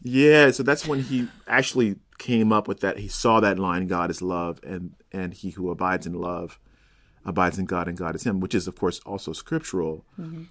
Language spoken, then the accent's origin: English; Chicago, Illinois, United States; moved away as an adult; also born or lived in Cincinnati; I'm from Chicago and went to UC